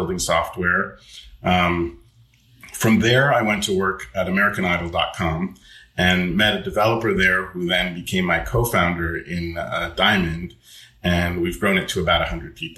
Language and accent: English; Montreal, Quebec, Canada; So I'm Canadian. I was born in Montreal